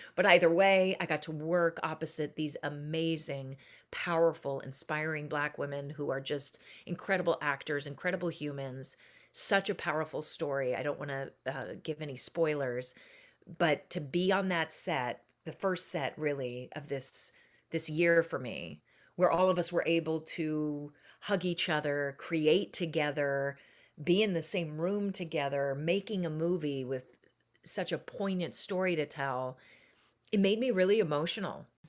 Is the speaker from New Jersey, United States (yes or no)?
no; Seattle, Washington, United States; I was born and raised in Seattle, Washington.